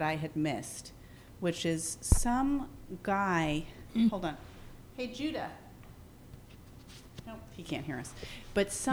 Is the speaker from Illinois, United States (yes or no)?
no; New York City, New York, United States; I grew up in Patchen Place